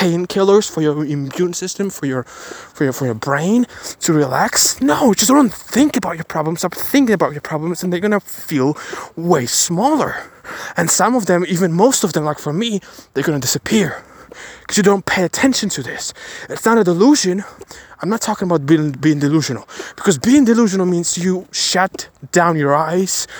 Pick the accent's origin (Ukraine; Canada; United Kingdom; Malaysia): Ukraine; Kyiv; I was born in Chernobyl. Chernobyl affected zone in Ukraine, in Kiev